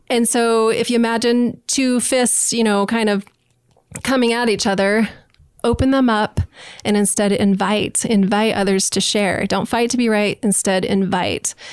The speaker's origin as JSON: {"language": "English", "region": "Utah", "country": "United States", "tie": "born or raised there", "also_born_or_lived": "New Orleans, Louisiana / Nashville, Tennessee", "moved": "yes", "lives_now": "Idaho Falls, United States", "said": "I grew up in Utah"}